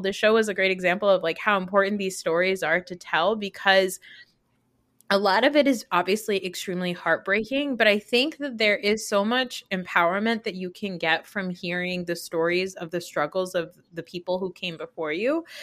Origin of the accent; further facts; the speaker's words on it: New Jersey, United States; a Pakistani growing up in New Jersey